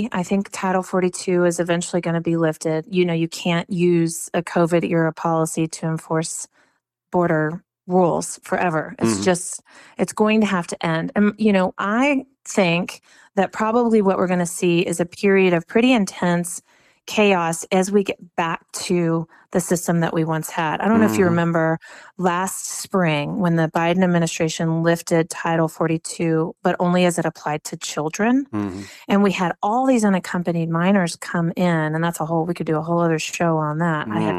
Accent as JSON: {"language": "English", "region": "Texas", "country": "United States", "tie": "born or raised there", "said": "it's really frustrating as a Texan. You know, I'm a lifelong Texan."}